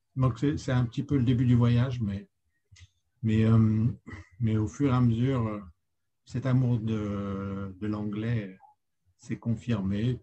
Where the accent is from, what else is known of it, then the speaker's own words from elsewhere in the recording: France; moved away as an adult; also born or lived in Lille; now in New York, United States; je suis un Français de l'étranger